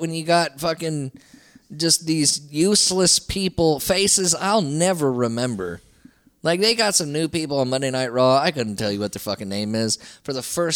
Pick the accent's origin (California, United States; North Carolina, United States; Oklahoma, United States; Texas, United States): Texas, United States; Southeast; I'm from Southeast Texas